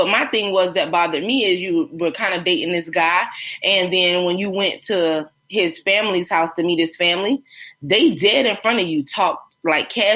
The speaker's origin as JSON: {"language": "English", "town": "Myrtle Beach", "region": "South Carolina", "country": "United States", "tie": "born or raised there", "said": "growing up in Myrtle Beach"}